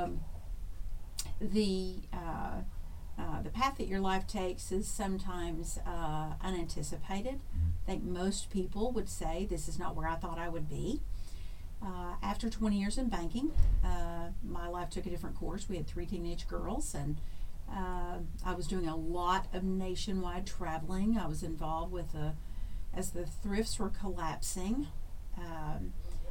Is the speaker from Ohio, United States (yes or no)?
no; Hot Springs, Arkansas, United States; born and reared in Hot Springs, Arkansas, when it was a very small town.